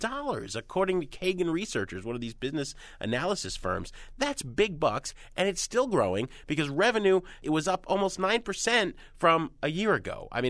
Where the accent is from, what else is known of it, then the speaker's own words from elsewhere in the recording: Jersey City, New Jersey, United States; Literally, I grew up in Jersey City, yeah.